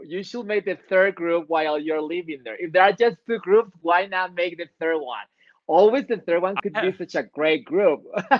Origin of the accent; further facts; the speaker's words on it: Chihuahua, Mexico; English is a second language; also born or lived in Chicago; I live in Mexico and I'm Mexican, and I am from one state that is called Chihuahua